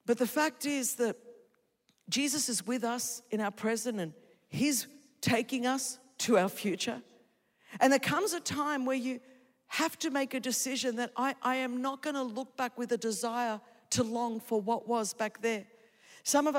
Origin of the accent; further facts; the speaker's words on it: Sydney, New South Wales, Australia; first language Greek; English is a second language; I was raised in Sydney, Australia, the daughter of Greek immigrants